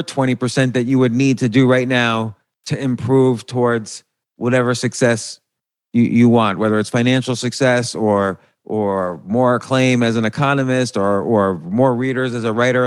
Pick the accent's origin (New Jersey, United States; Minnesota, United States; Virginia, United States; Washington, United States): New Jersey, United States; I grew up in New Jersey